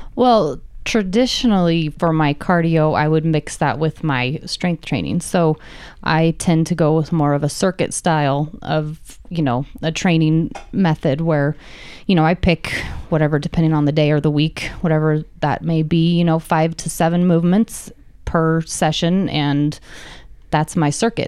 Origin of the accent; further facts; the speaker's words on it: Reno, Nevada, United States; I've been born and raised in Reno